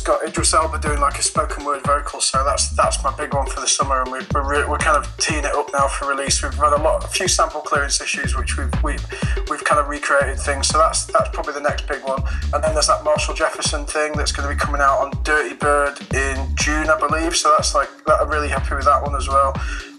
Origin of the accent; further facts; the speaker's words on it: Dublin, Leinster, Ireland; Yep, see you soon, mate. I'm from Dublin. Take care.